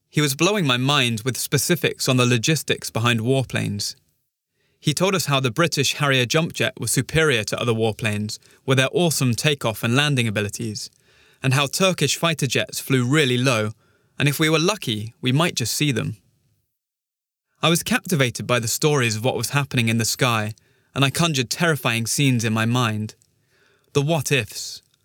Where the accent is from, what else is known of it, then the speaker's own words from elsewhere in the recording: Pristina, Kosovo; Growing up in Pristina was fun